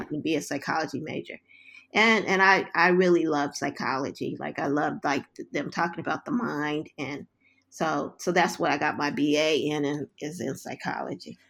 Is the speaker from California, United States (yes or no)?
yes; Los Angeles, California, United States; moved away; I was, um, born and raised in South Central Los Angeles